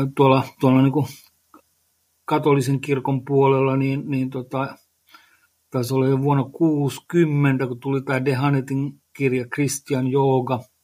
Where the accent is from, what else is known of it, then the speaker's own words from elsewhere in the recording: Lohja, Uusimaa, Finland; olen Lohjalta kotoisin